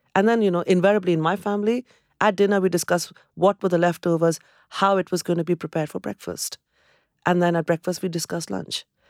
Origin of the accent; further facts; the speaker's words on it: Kolkata, West Bengal, India; moved away as an adult; also born or lived in Cambridge, United Kingdom; now in United Kingdom; I come from Calcutta, where there is this abundance of greenery